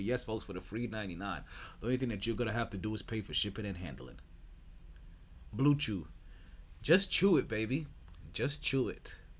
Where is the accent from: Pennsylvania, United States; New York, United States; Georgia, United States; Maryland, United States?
New York, United States; New York City; I'm from Brooklyn.